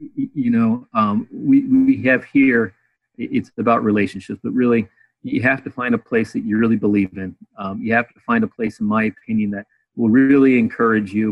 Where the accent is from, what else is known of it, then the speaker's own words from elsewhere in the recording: Chicago, Illinois, United States; moved away as an adult; also born or lived in Arizona; now in South Carolina, United States; I grew up in Chicago